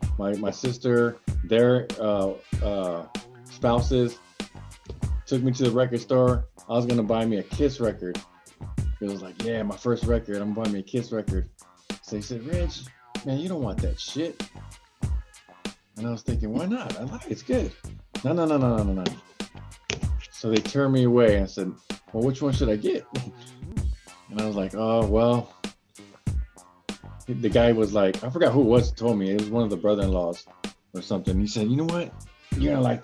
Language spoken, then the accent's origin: English; San Diego, California, United States; I was born and raised here in San Diego.